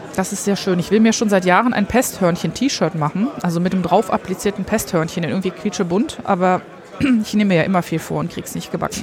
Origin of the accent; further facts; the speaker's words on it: Rhineland, Germany; ich bin im Rheinland groß geworden